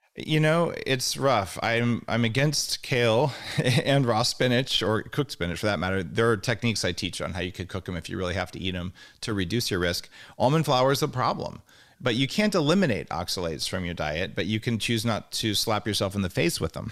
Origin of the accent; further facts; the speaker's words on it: Albuquerque, New Mexico, United States; moved away; I am from New Mexico